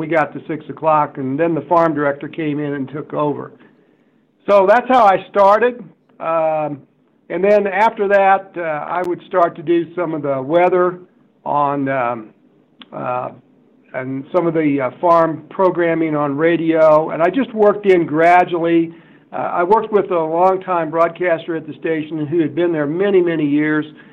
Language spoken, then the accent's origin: English; South Central Kansas, United States; I grew up in South Central Kansas